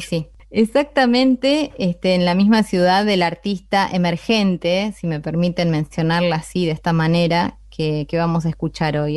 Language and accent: Spanish; Berisso, Buenos Aires Province, Argentina; yo soy bericense, pero soy bonaerense